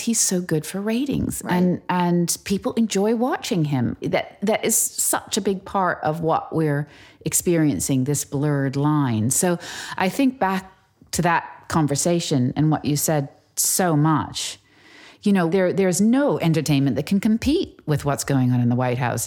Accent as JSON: {"language": "English", "country": "United States", "moved": "as an adult", "lives_now": "England, United Kingdom", "said": "I'm American."}